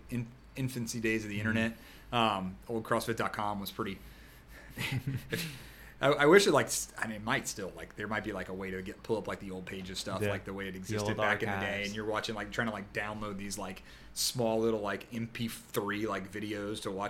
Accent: Jacksonville, Florida, United States; I born and raised in Jacksonville

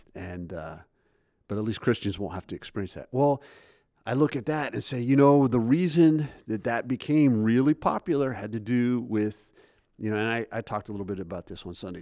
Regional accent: United States; I'm an American

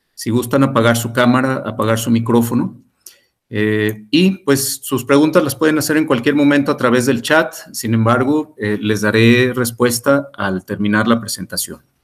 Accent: Mexico; Como sociedad mexicana

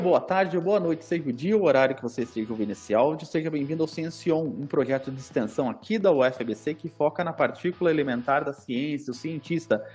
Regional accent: Campinas, São Paulo, Brazil; eu sou de Campinas, me sinto de Campinas

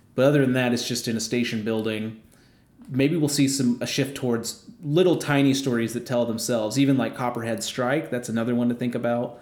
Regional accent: Midwest, United States; I am a Midwesterner.

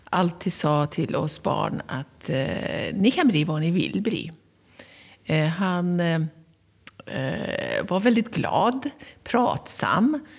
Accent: Tehran, Tehran Province, Iran; Jag är född och uppvuxen i Teheran, som är eh, huvudstaden av Iran.

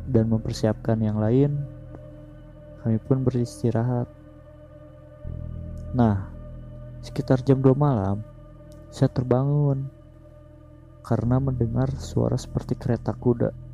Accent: West Java, Indonesia; first language Sundanese; Indonesian is a second language; gue kan emang asli Sunda jadi suka ada yang susah gitu ngucapinnya umpamainnya dari bahasa Sunda ke Indo

